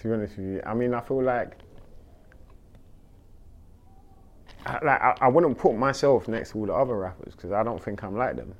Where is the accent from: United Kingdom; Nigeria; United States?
United Kingdom; London; I'm from South London, Clapham Junction, Battersea